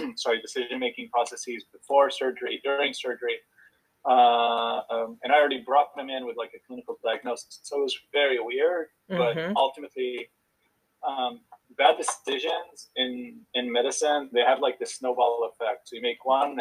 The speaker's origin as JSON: {"language": "English", "country": "Israel", "tie": "born or raised there", "also_born_or_lived": "Houston, United States / Boston, United States", "moved": "as an adult", "said": "So originally born and raised in Israel, spent quite a bit of time in Israel and the U.S. as a kid."}